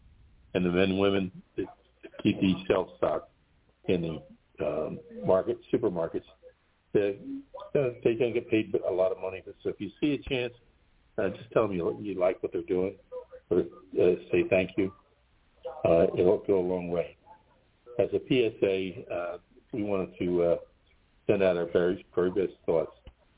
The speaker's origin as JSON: {"language": "English", "town": "Philadelphia", "region": "Pennsylvania", "country": "United States", "said": "we are from Philadelphia."}